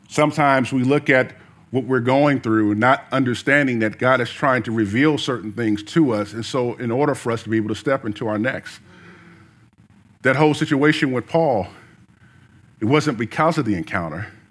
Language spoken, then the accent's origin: English; the South, United States; I was born in the South